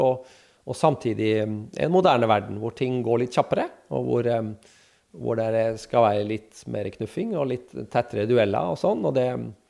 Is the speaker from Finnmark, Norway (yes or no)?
yes; Kirkenes, Finnmark, Norway; moved away; jeg er jo fra Kirkenes